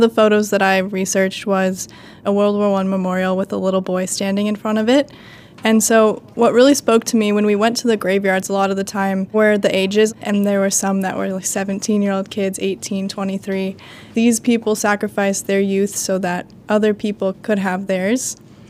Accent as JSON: {"language": "English", "region": "California", "country": "United States", "said": "I'm from California."}